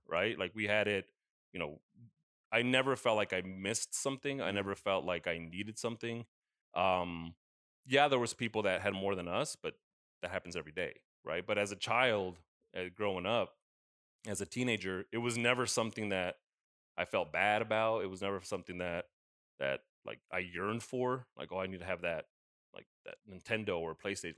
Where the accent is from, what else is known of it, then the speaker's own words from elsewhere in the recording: United States; growing up in the States, it was always, yeah, we visited Mexico, we had family there